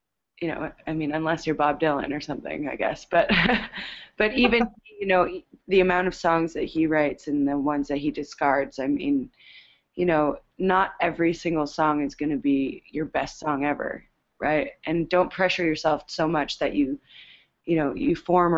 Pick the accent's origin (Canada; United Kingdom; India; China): Canada; we're Canadian